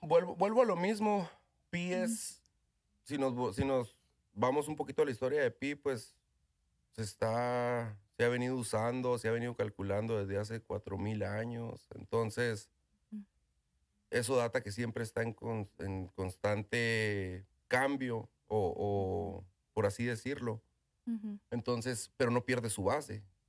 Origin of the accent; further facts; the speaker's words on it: Ojinaga, Chihuahua, Mexico; moved away as an adult; also born or lived in Presidio, Texas / Colombia / Philippines / Indonesia; now in United States; Soy ah, originario de Ojinaga, soy nacido en Chihuahua, Chihuahua. Ah, ahí estoy criado, ahí fui criado en Ojinaga.